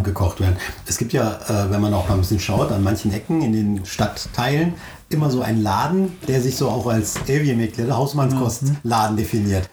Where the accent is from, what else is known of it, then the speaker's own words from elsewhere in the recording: Turkey; uns Türken